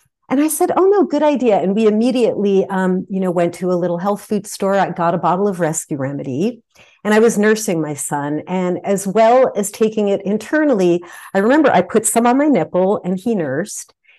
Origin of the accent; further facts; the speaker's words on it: New Jersey, United States; now in California, United States; I grew up in New Jersey on the East Coast